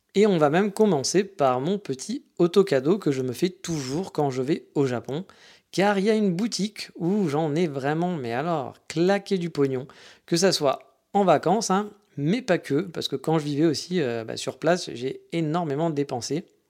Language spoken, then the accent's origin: French; France; je venais de France